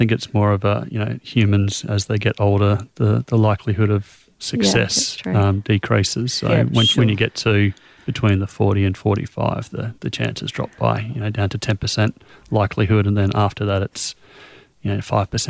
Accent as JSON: {"language": "English", "country": "Australia", "said": "it's so difficult just as an Australian to..."}